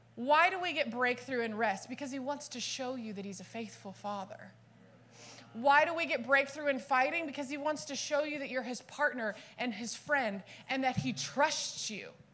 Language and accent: English; Dallas, Texas, United States; now in California, United States; I was born and raised in Dallas